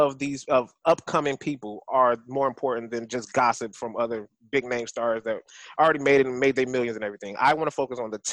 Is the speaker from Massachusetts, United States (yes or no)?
no; Detroit, Michigan, United States; now in Houston, United States; And I'm from Michigan. I'm from Detroit, Michigan